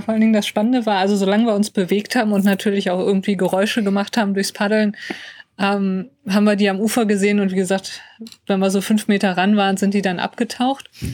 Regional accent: North Rhine-Westphalia, Germany; wir kommen aus NRW

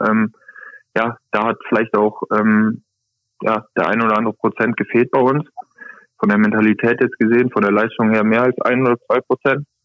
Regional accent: Osnabrück, Lower Saxony, Germany; ich komme aus Osnabrück

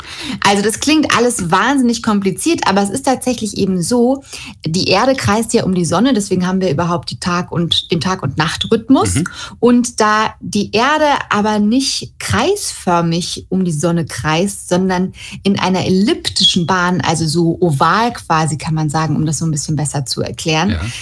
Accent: Germany; bei uns in Deutschland

